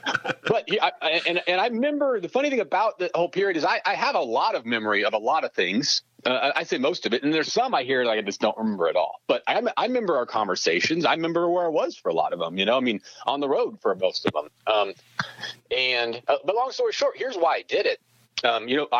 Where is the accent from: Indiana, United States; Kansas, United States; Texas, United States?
Kansas, United States; Galva; also born or lived in Canton; now in Newton, United States; Galva. I actually lived in Canton for 1 year for first grade